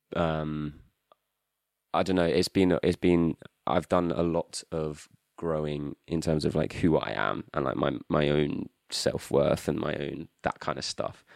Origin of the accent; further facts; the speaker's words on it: United Kingdom; also born or lived in New Zealand; I just have never really felt like a very strong connection to being British